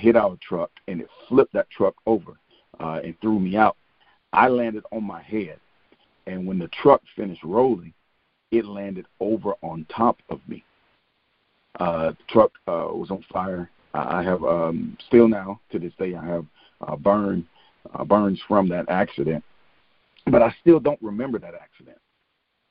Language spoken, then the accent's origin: English; Albany, Georgia, United States; moved away as an adult; Albany, Georgia, which is actually my hometown